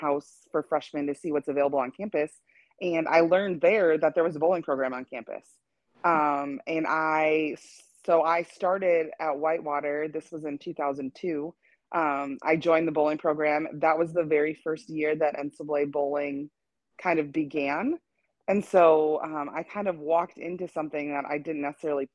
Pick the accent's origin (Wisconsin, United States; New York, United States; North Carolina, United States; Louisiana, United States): Wisconsin, United States; moved away; I'm originally from Wisconsin